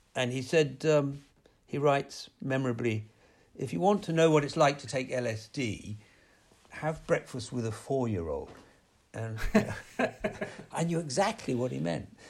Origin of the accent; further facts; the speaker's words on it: United Kingdom; growing up in Britain